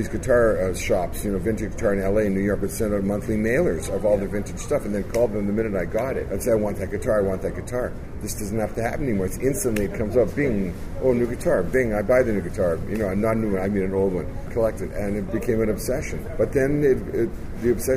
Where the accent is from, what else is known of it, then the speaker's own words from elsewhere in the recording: Winnipeg, Manitoba, Canada; We grew up together in Winnipeg